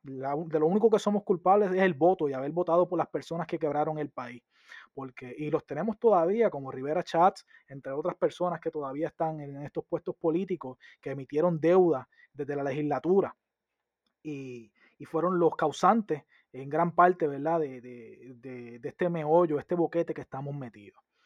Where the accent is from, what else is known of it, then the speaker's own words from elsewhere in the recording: San Sebastián, Puerto Rico; yo soy del oeste y de la montaña